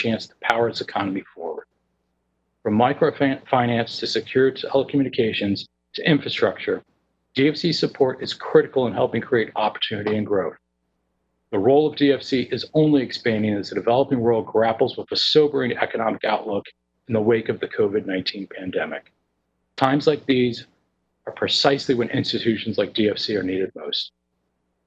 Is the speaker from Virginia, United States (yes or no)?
yes; Fairfax, Virginia, United States; I grew up in Fairfax, Virginia, the youngest son of two talented musicians.